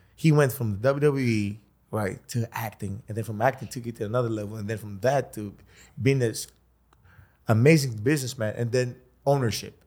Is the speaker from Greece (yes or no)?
yes; Greece; I come from Greece